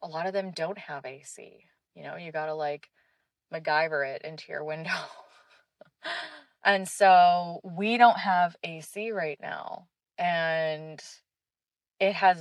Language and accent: English; Canada; also born or lived in Israel; I did a lot of growing up in Canada too